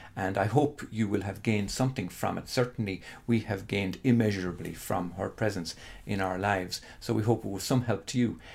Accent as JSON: {"language": "English", "country": "Ireland", "tie": "born or raised there", "said": "living in Holy Catholic Ireland"}